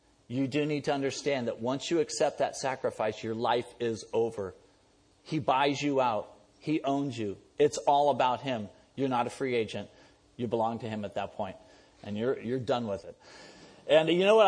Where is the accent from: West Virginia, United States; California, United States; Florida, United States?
California, United States; San Diego; also born or lived in San Francisco; was born in San Francisco, and my dad was in the Navy, and my mom was a Christian. My dad wasn't a Christian. He got transferred down to San Diego, and so I grew up down there